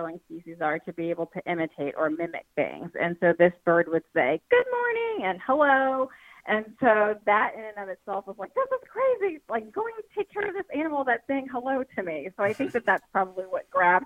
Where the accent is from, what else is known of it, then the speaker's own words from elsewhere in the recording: New York City, New York, United States; I grew up in New York City